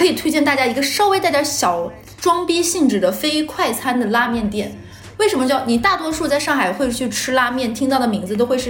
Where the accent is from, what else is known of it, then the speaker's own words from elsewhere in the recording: Northeast China, China; 我基本上每个认识我的东北人都会说一个，你是我这辈子见过第一个不吃蚕蛹的东北人。每个，而且我一个不吃蚕蛹的人，我每年回东北都会。带蚕蛹给朋友们吃